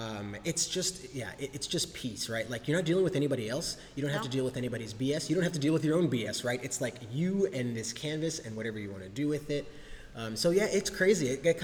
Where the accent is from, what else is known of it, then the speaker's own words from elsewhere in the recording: Germany; I'm a military brat. I grew up in Germany while my dad served in the Air Force.